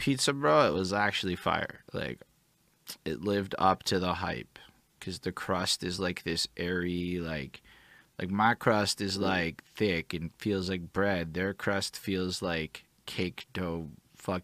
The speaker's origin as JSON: {"language": "English", "country": "Canada", "also_born_or_lived": "Montreal", "said": "I'm from Canada"}